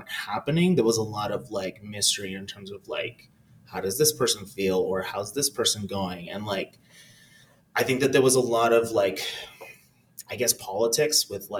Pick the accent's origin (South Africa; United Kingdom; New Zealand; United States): United States; California; I mean, a lot of it was pretty chill. It was a very brown experience. Most of my community was like some type of like person from Latin America.